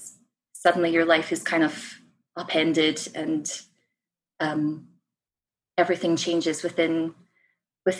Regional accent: Scottish Borders, Scotland, United Kingdom; moved away as an adult; now in Canada; I was born and raised in the Scottish Borders, so that is my place of origin. But obviously now I live overseas

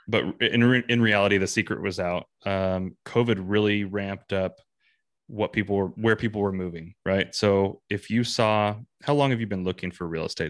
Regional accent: San Bernardino Mountains near Big Bear, California, United States; moved away as an adult; now in North Idaho, United States; I grew up in the San Bernardino Mountains near Big Bear

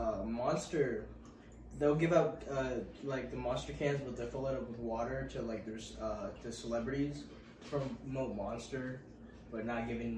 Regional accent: Nevada, United States; born or raised there; first language English

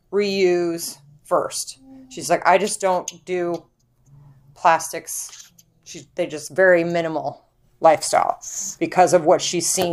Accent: Midwest, United States; we're from the Midwest and we have space

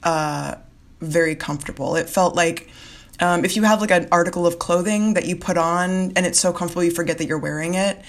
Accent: Florida Keys, United States; moved away; So I'm from South Florida. I'm from the Florida Keys. And so I grew up around a lot of Caribbean culture

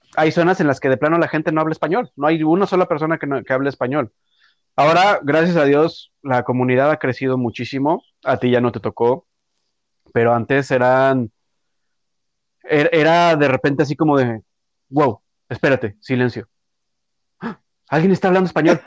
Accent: Mexico City, Mexico; moved away as an adult; now in Toronto, Canada; yo de donde soy, yo soy de la Ciudad de México

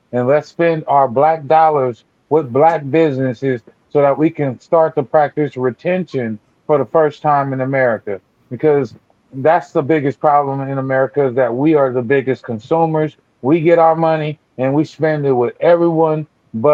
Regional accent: Pasadena, California, United States; I come from Pasadena

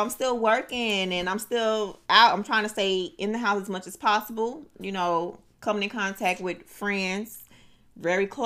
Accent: Miami, Florida, United States; let me shout out my city, uh, uh go ahead, Miami. Man. Dade County. Oh Lord. 305.

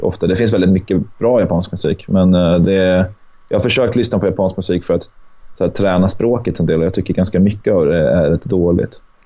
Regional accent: Sweden; now in Åland, Finland; Född i Sverige

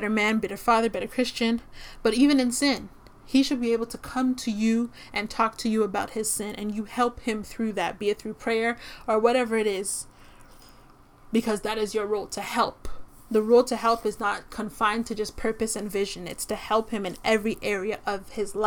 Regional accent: Toronto, Ontario, Canada; I'm from Toronto

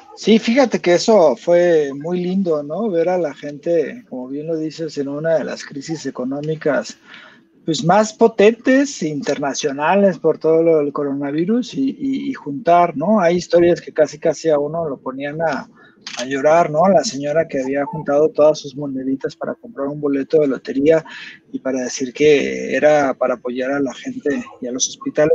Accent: Jalisco, Mexico; yo soy de Jalisco

